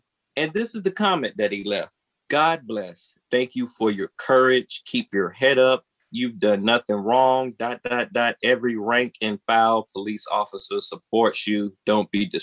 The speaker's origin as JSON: {"language": "English", "town": "Portsmouth", "region": "Virginia", "country": "United States", "tie": "born or raised there", "said": "Portsmouth, my hometown"}